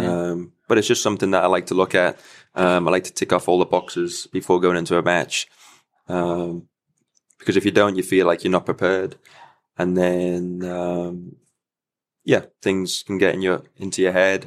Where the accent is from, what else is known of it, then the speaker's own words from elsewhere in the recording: United Kingdom; being a British player with the L T